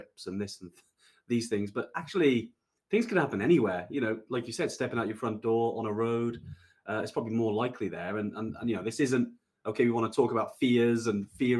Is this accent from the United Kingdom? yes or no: yes; Welsh, Wales, United Kingdom; I'm definitely Welsh, and but I don't speak the language